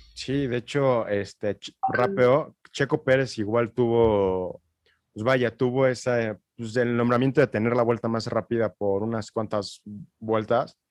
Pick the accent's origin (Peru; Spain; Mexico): Mexico; como mexicano y como compatriota